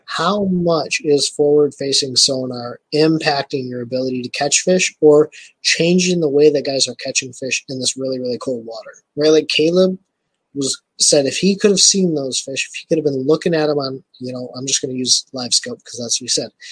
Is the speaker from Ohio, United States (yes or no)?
no; Michigan, United States; I am from Michigan. So I live in Michigan.